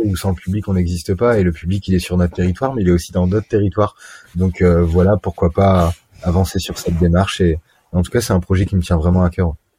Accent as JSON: {"language": "French", "country": "France", "said": "en tant que Français touriste"}